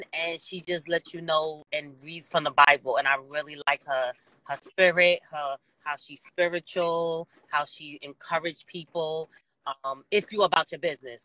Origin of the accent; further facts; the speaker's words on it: New York, United States; I'm from New York